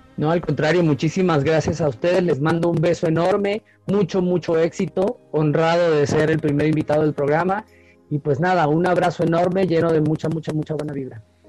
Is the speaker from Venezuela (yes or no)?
yes; Venezuela; moved away as an adult; now in Mexico; Yo soy latinoamericano, soy caribeño, soy de Venezuela